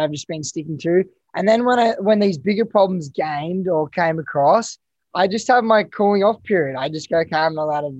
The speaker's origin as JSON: {"language": "English", "town": "Canberra", "region": "Australian Capital Territory", "country": "Australia", "tie": "born or raised there", "also_born_or_lived": "Gold Coast", "moved": "yes", "said": "growing up in Canberra, pretty basic, and then moving to the Gold Coast"}